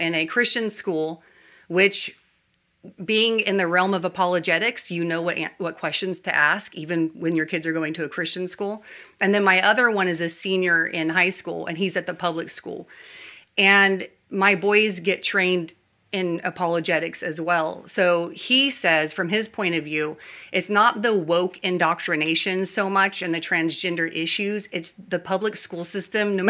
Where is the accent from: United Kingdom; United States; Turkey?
United States; California; moved away as an adult; now in South Carolina, United States; I was born and raised in California